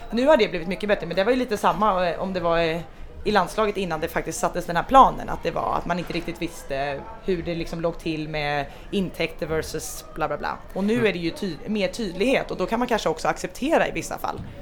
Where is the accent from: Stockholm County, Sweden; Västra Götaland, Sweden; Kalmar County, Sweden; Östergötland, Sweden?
Stockholm County, Sweden; Stockholm; moved away as an adult; now in Denmark; jag har vuxit upp eh, i Stockholm